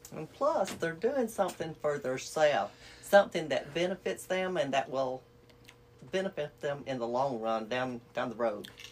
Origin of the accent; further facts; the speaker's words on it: United States; I'm from uh, Cab County